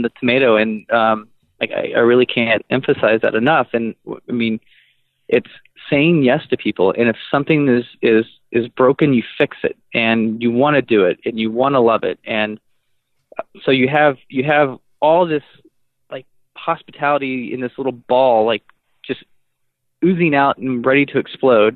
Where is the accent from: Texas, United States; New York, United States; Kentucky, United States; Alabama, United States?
Texas, United States; moved away as an adult; now in Madison, United States; I'm from Texas, and so I left there when I was 25